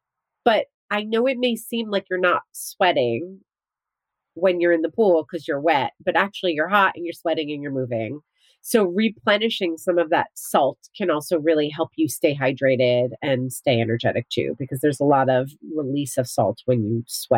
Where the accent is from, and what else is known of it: New Jersey, United States; born or raised there